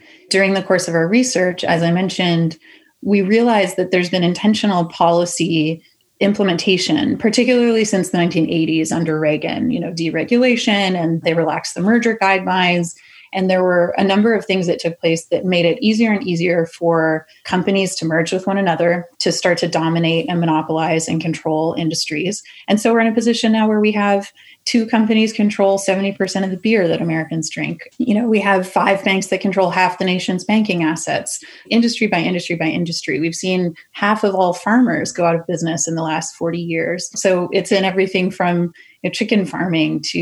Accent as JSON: {"language": "English", "country": "Canada", "moved": "yes", "lives_now": "United States", "said": "I'm Canadian"}